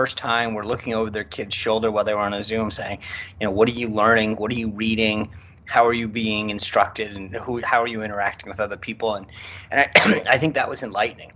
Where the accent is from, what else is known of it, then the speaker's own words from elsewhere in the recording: Rhode Island, United States; I grew up in Rhode Island